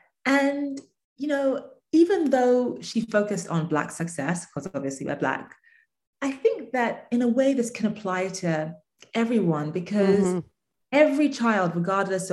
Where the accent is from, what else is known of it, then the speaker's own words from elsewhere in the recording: England, United Kingdom; moved away; I grew up in England